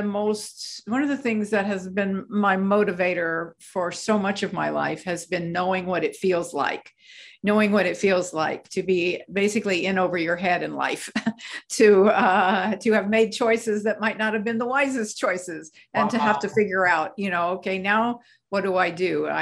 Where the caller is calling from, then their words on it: Scottsdale, Arizona, United States; This morning, I'm speaking from Scottsdale, Arizona. Most of the time, you'll find me in Manhattan, New York.